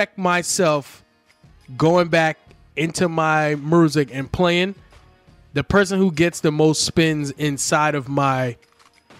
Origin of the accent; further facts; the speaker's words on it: New York City, New York, United States; we're born and raised in the Bronx